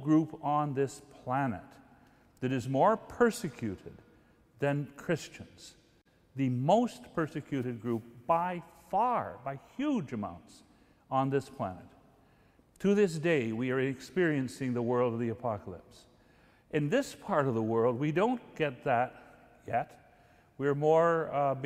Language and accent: English; Guelph, Ontario, Canada; Guelph, my hometown